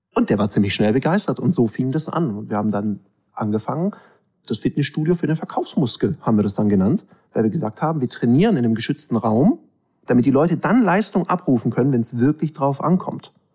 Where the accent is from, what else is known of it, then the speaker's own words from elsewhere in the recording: Swabia, Baden-Württemberg, Germany; ich bin halb Ägypter, halb Schwabe